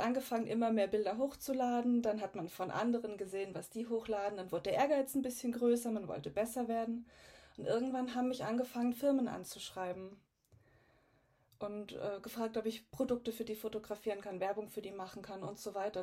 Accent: Garmisch-Partenkirchen, Bavaria, Germany; also born or lived in Munich; Ich komme aus ganz aus dem Süden von Deutschland, aus Garmisch-Partenkirchen, äh, mitten in den Bergen, also bin hier auch aufgewachsen.

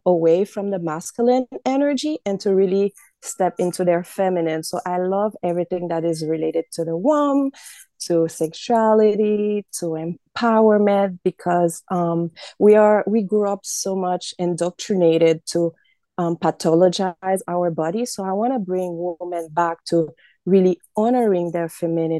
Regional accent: Haiti; now in Massachusetts, United States; I live right now in the United States in Massachusetts, but I grew up in Haiti

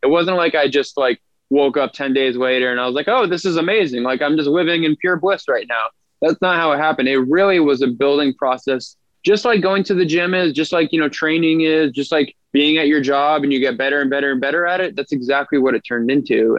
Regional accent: just outside of Boston, Massachusetts, United States; now in Long Beach, United States; I'm originally from Boston, well, just outside of Boston, Massachusetts

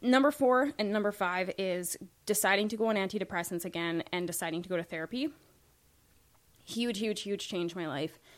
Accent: Saskatoon, Saskatchewan, Canada; moved away; I was born in Saskatoon

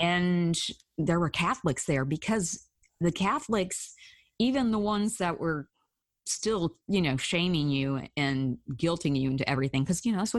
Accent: Alabama, United States; I grew up in Alabama.

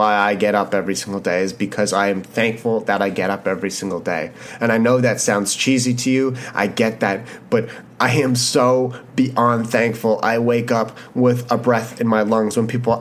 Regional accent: Canada; being Canadian

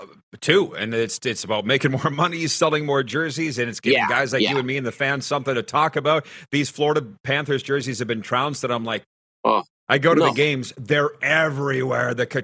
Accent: Regina area farm, Saskatchewan, Canada; born or raised there

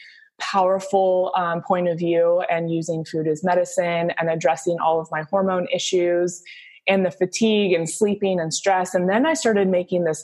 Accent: Southern California, United States; I grew up in Southern California, played volleyball at USC

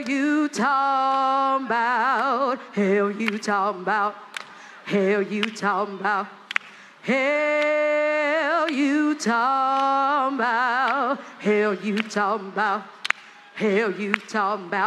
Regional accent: United States; as an American and as a woman

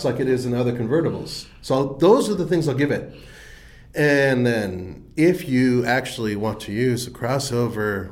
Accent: Southern California, United States; my hometown

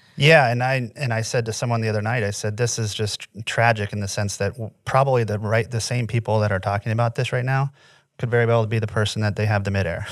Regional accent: Indiana, United States; moved away as an adult; also born or lived in Florida; I I'm from Indiana, in the middle, born and raised in the middle of nowhere.

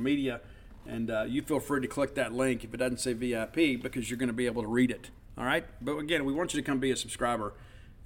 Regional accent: South Mississippi, United States; growing up in South Mississippi

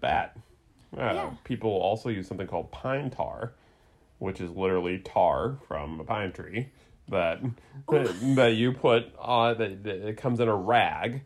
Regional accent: California, United States; back in 1989, when I was 11, and I was growing up in California

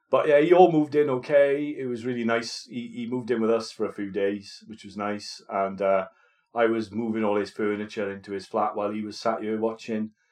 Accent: Wales, United Kingdom; moved away as an adult; my accent comes out big time. I'm I'm quite conscious about

